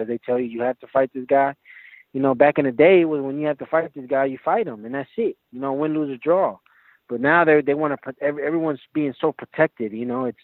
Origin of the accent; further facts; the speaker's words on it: Milwaukee, Wisconsin, United States; now in Las Vegas, United States; I was born here in Milwaukee, Wisconsin, in the United States